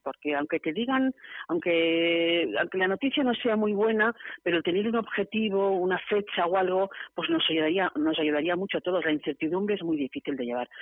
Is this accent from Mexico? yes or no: no; Barcelona, Catalonia, Spain; moved away as an adult; now in San Sebastián, Spain; Yo soy de Barcelona, me vine aquí hace 25 años.